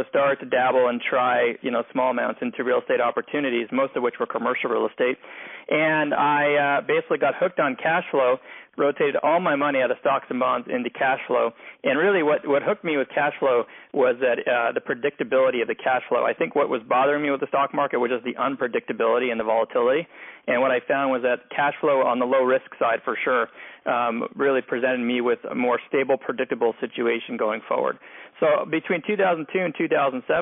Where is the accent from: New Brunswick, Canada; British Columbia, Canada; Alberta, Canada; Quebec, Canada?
Quebec, Canada; Montreal; also born or lived in Philadelphia; now in Los Angeles, United States; I'm originally from Montreal